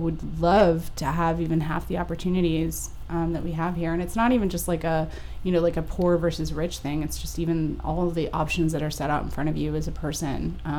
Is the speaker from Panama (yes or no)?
yes; Panama; English is a second language; now in United States; grew up in a country that was very inextricably tied to the United States